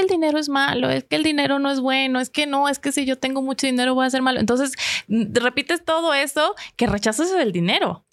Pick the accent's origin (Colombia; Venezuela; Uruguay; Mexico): Venezuela; como soy venezolana